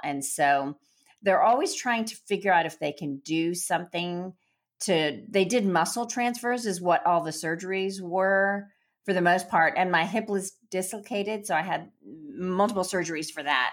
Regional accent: Chennai, Tamil Nadu, India; I was born in the south of India in Madras, which is called Chennai now

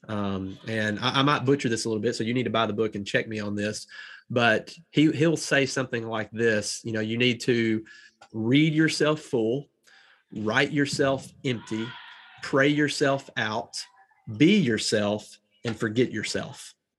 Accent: the South, United States; accent: Southern drawl; I'm from the South and I've got a little bit of a draw

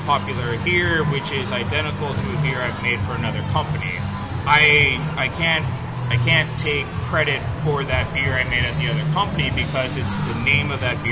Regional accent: San Diego, California, United States; also born or lived in Santee / Chula Vista; I was born and raised in San Diego, born in Grossmont Hospital, spent 2 months in Santee, and then spent 20 years in Chula Vista

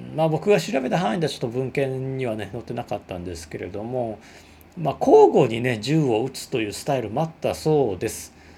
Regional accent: Osaka, Japan; accent: Osaka dialect; 大阪弁でわーわー喋ってる

